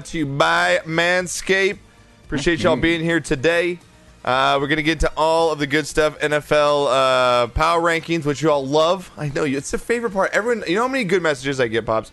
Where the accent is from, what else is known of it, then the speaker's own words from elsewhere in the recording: California, United States; growing up in California, my dad's a Rams fan